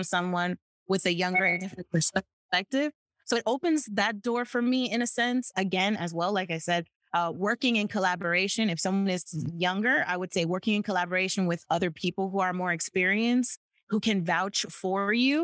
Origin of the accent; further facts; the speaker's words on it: United States; first language English; As an American, we live in a Disney bubble